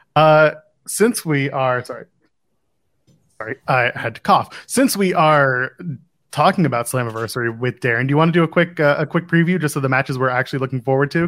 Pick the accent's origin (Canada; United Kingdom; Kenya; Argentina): Canada; Nepean, Ontario; from Nepean, my hometown